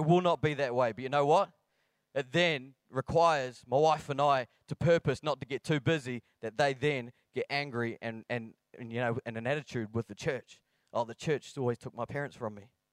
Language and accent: English; Blackburn, Scotland, United Kingdom; I am from Blackburn near Bathgate, West Lothian.